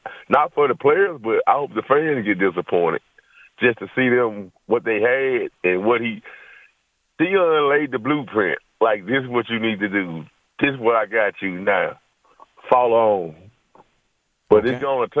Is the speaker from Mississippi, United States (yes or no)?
yes; Jackson, Mississippi, United States; now in Byron, United States; I grew up in Jackson, but I wouldn't dare live there now. I live outside of Jackson in Byron.